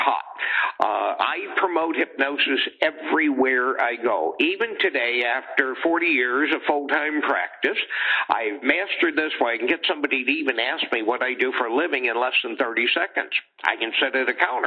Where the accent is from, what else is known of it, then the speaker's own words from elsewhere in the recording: Missouri, United States; I'm from Missouri